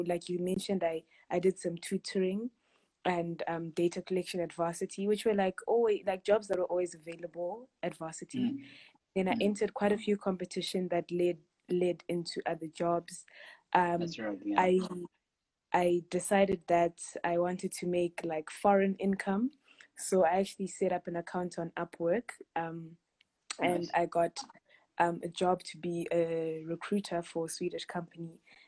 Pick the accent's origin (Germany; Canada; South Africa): South Africa; also born or lived in Harare, Zimbabwe; I was born in Harare, Zimbabwe, and my family moved to South Africa when I was 8. So then I did primary school, high school, varsity here.